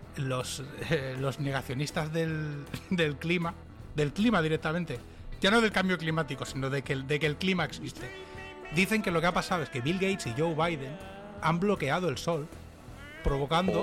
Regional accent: Castelldefels, Catalonia, Spain; now in Dallas, United States; yo soy de Castefa

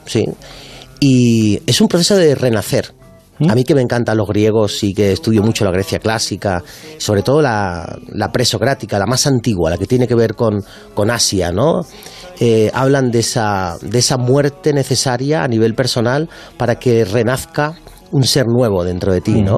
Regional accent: Málaga, Andalusia, Spain; moved away as an adult; also born or lived in Madrid

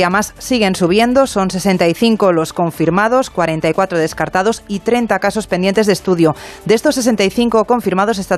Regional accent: Community of Madrid, Spain; cuyos perjudicados somos los madrileños y madrileñas.

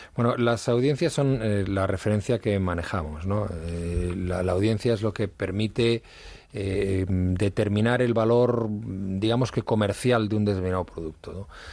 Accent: Madrid, Community of Madrid, Spain; also born or lived in Asturias; yo, eh, nací en Madrid, he vivido prácticamente toda mi infancia en Madrid

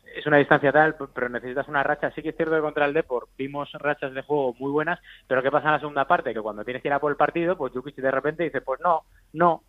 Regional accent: Gijón, Asturias, Spain; now in Madrid, Spain; yo soy de Gijón, yo vengo de una provincia

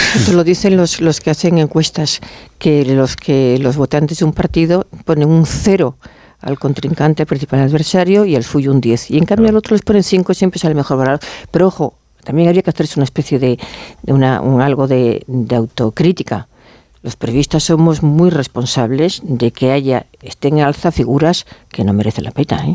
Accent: Galicia, Spain; como gallega

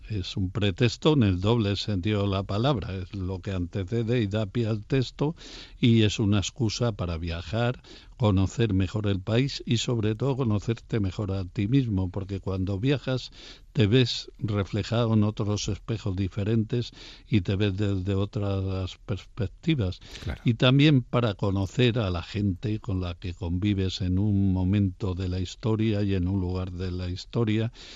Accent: Castile and León, Spain; la primera catedral que yo vi de la mano de mi padre siendo un niño fue la de mi provincia natal, la de León

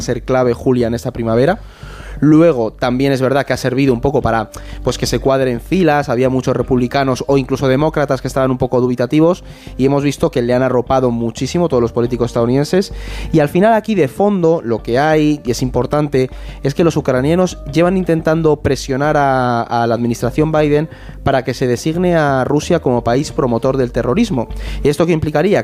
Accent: Spain; nuestro país

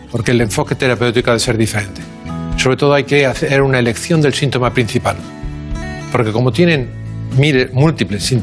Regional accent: Barcelona, Catalonia, Spain; Sí, nacimos en, nacimos en Barcelona. Bueno, mi padre en Tarrasa y yo en Barcelona.

